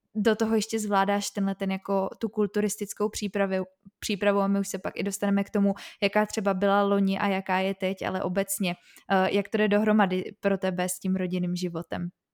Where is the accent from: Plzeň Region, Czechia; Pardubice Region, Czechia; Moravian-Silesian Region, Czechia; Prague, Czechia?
Prague, Czechia; já jsem právě taky z Prahy, ale máme tady, eh, bydlím docela na okraji